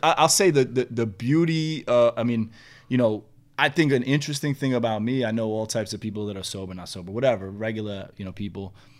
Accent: New York City, New York, United States; at that age and growing up in New York was like tough white boy

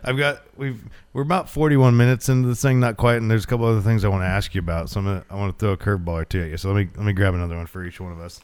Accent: Glendale, Oregon, United States; I grew up in Glendale, about a half hour north of here

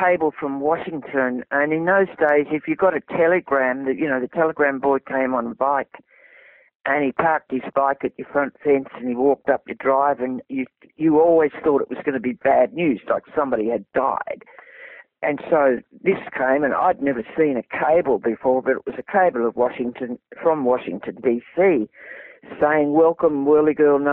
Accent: Australia; he always referred to me as his Australian cousin

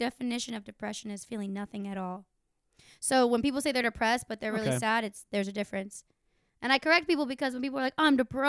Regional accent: Tampa, Florida, United States; Tampa native, yeah.

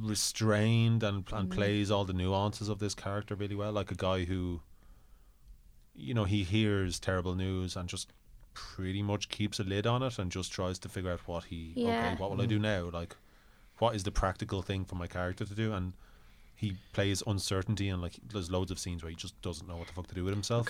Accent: Ireland; I wonder, it's part of this a Boston thing that as Irish people we can relate to.

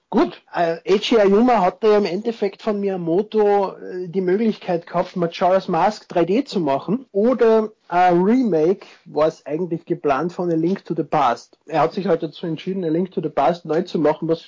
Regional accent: Austria; ich bin Österreicher. Ich freue mich sehr über die positive Resonanz zu meiner Stimme, aber ich bin nicht der Lustige mit dem bayerischen Akzent. ich versuche eh, so weit wie möglich Hochdeutsch zu sprechen, aber man verfällt halt ein wenig in den Dialekt.

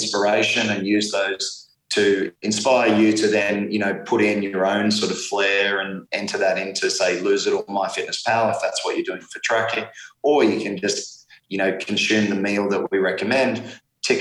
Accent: Australia; being Australian

